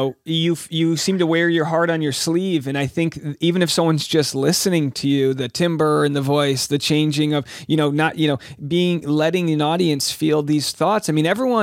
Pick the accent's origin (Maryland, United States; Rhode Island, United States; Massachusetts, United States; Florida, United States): Rhode Island, United States; moved away; I just had a show back in my hometown in Rhode Island